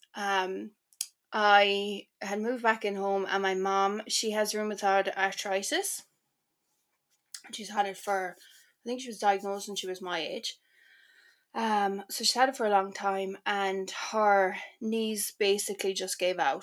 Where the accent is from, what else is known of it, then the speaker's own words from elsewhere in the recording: Ireland; moved away; also born or lived in Milan, Italy; I feel like as an Irish person